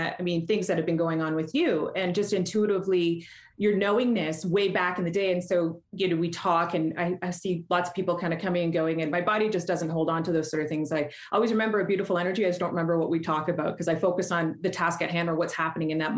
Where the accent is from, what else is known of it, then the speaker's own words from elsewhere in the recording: Canada; accent: Canadian; I'm Canadian, so you're going to hear my accent come out in a couple of ways.